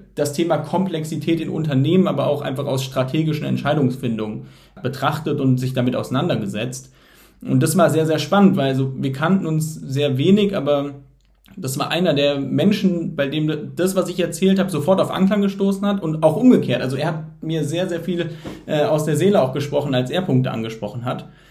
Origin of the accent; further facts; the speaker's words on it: Heidelberg, Baden-Württemberg, Germany; moved away; Ich komme ursprünglich aus Heidelberg